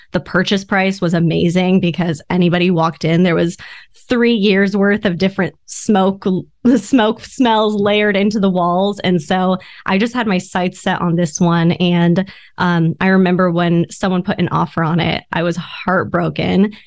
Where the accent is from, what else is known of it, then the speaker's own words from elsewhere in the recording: Orange County, California, United States; I grew up in Orange County